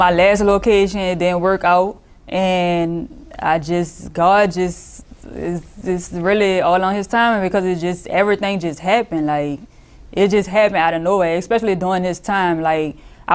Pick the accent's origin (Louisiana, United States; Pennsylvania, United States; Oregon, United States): Louisiana, United States; New Orleans; I'm from the Fifth Ward, downtown New Orleans